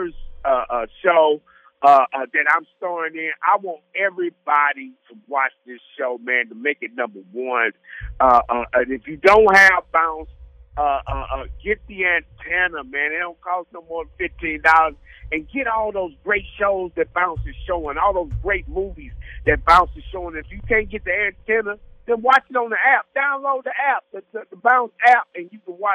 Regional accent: St. Louis, Missouri, United States; I'm from St. Louis

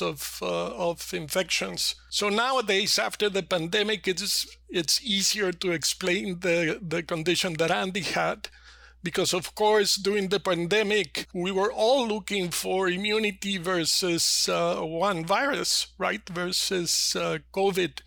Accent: Mexico City, Mexico; I was born and raised in Mexico City.

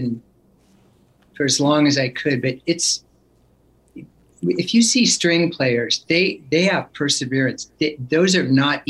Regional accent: Oakland, California, United States; born there; Well, I was born in Oakland, and then we lived there and in that area until I was about 5 years old.

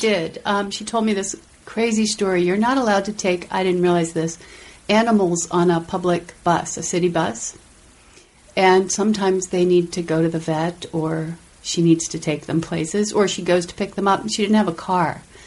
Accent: Silver Spring, Maryland, United States; from Washington D.C. Oh, actually, the Maryland suburbs, right outside the city

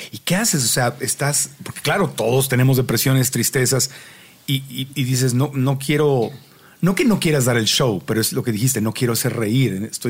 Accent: Mexico; moved away; nosotros somos mexicanos

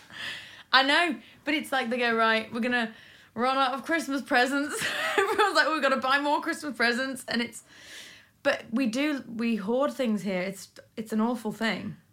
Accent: Isle of Man; moved away; I grew up in the Isle of Man where we had great amateur dramatics

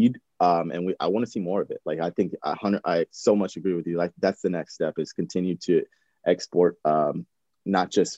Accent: United States; as an American

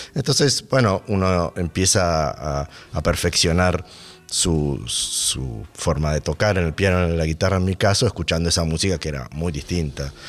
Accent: Buenos Aires, Argentina; Soy, soy de Buenos Aires

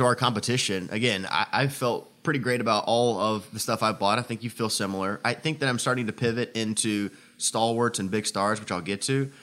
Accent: Indiana, United States; moved away; my hometown here as we're in town for the meet in Indiana

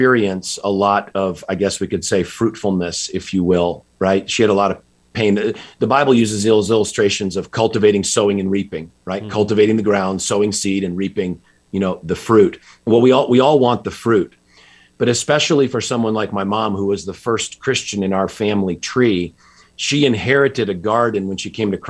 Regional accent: just outside Hartford, Connecticut, United States; I grew up in Connecticut, just outside Hartford

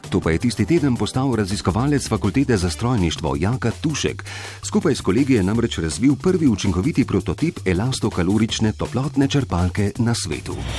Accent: Slovenia; Slovenci smo ponosni na svojo planinsko in alpinistično zgodovino.

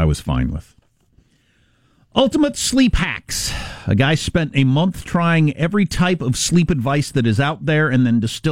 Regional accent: Kansas, United States; moved away; That's my home state.

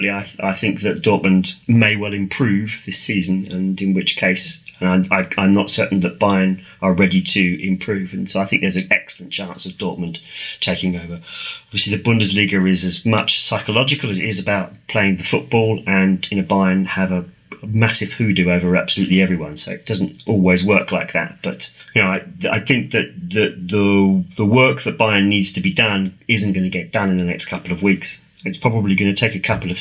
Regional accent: England, United Kingdom; as an Englishman

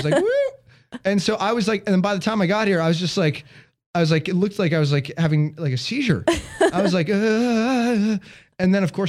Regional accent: Chicago, Illinois, United States; now in Southern California, United States; I'm from Chicago.

